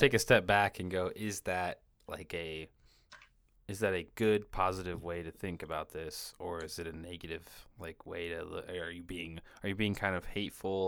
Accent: Washington, United States; moved away as an adult; now in California, United States; I moved from Washington State to California, and, like, Washington State, where I was from

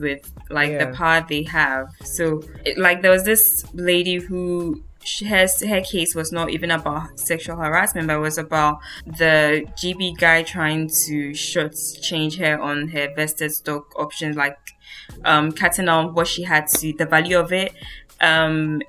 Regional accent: Ghana; now in Europe; as a Ghanaian who naturalized and lives in Europe now

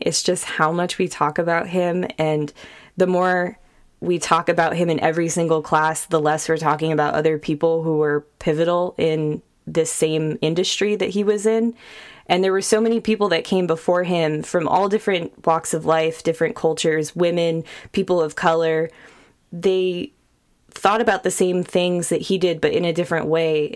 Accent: Sacramento, California, United States; moved away as an adult; also born or lived in Bay Area, California; now in Austin, United States; we grew up in Sacramento, but we moved to the Bay Area

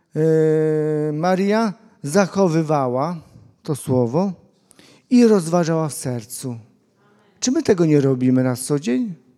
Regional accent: Łuków, Lublin Voivodeship, Poland; Ja pochodzę z Łukowa

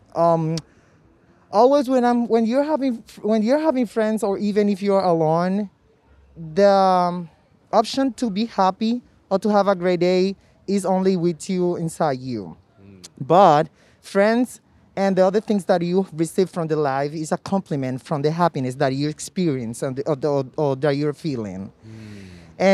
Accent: Dominican Republic; English is a second language; now in New York City, United States; I'm Dominican. Soy Dominicano.

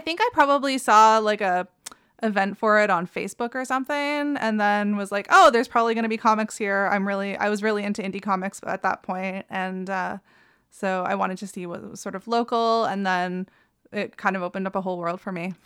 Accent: Ottawa, Ontario, Canada; I grew up in Ottawa, uh, it's fairly, like, urban city center

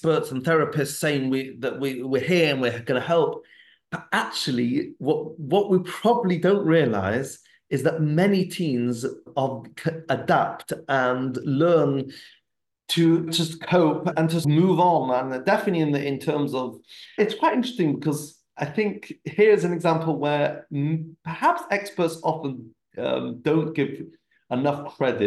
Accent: England, United Kingdom; I'm still an English guy.

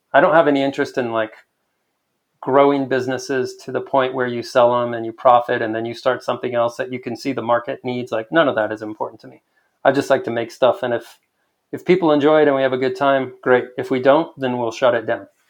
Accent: El Paso, Texas, United States; I spent the first almost ten years of my life a block away from Memorial Park in Central.

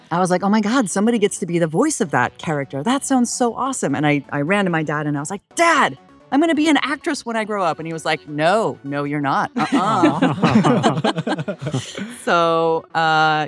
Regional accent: Idaho, United States; now in Los Angeles, United States; I grew up in Idaho

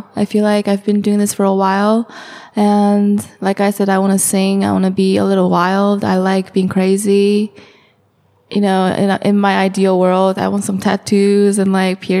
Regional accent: Acton, California, United States; English is a second language; I lived on top of the hill. I'm from a city called, or a little small town called Acton in California. It's near Northridge

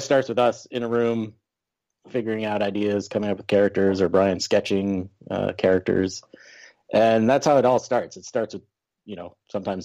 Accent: Vermont, United States; I grew up in Vermont, so there wasn't a lot of animation going on there

